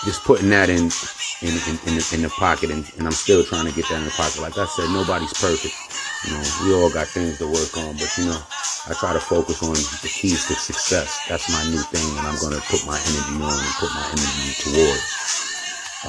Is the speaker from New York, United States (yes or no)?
yes; Yonkers, New York, United States; I'm from Yonkers, New York. I'm out here in NY.